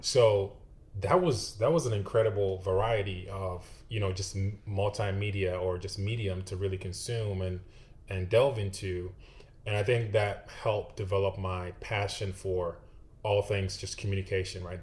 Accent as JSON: {"language": "English", "country": "Ghana", "tie": "born or raised there", "moved": "as an adult", "lives_now": "Austin, United States", "said": "I was actually born and raised in West Africa, Ghana."}